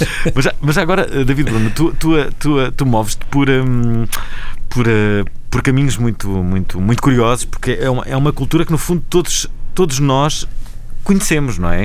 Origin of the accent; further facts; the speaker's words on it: Vila Nova de Gaia, Porto District, Portugal; que eu conheço bem, que é uma foi onde eu nasci.